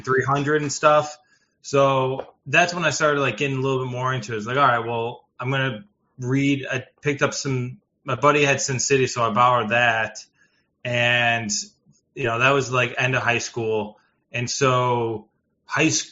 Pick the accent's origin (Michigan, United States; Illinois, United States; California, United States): Illinois, United States; Chicago; I'm from originally Chicago South Suburbs, so roughly around the Chicago area.